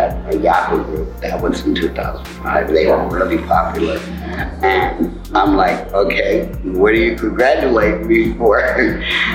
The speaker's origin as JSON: {"language": "English", "town": "Compton", "region": "California", "country": "United States", "tie": "born or raised there", "said": "where I grew up in Compton"}